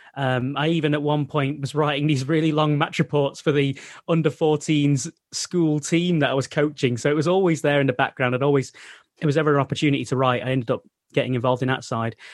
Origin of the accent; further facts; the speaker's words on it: Middleton, North West England, United Kingdom; I'm actually from Middleton, which is, I've mentioned, yeah, North Manchester.